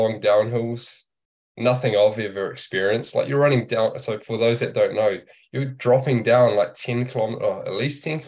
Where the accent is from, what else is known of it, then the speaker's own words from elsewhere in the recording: New Zealand; growing up in New Zealand